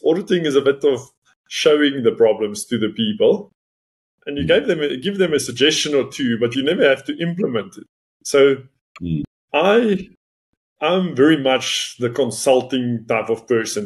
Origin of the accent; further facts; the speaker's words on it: Northern Cape, South Africa; first language Afrikaans; English is a second language; moved away as an adult; also born or lived in Potchefstroom; Where I grew up in the Northern Cape, we speak Afrikaans.